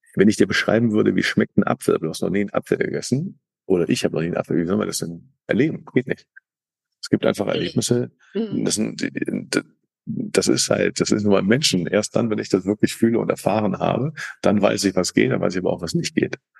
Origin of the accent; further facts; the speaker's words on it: Cologne, North Rhine-Westphalia, Germany; ich eben Kölner bin, mit Kölner Karneval